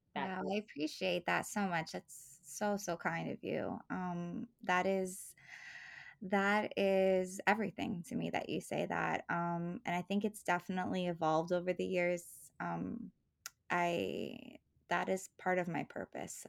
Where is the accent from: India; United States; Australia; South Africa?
United States; Palm Bay, Florida; also born or lived in New Jersey / New York; I grew up in Palm Bay, Florida